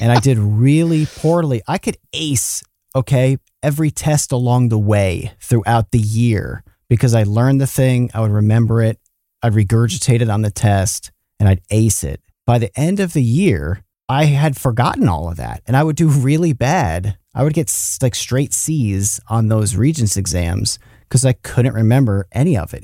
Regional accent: New York, United States; Matt and I grew up in New York

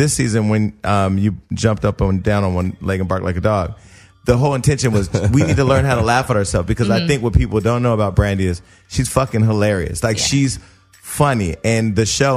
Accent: Stockton, California, United States; I'm from Stockton. You know, it's by Sacramento, California.

